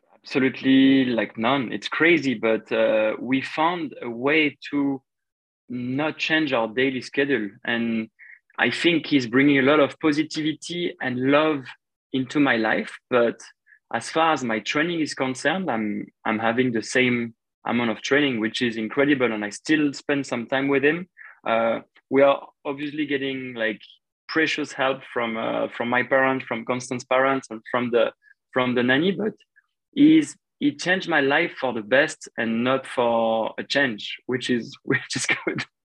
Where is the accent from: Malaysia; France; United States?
France; Paris, Île-de-France; my hometown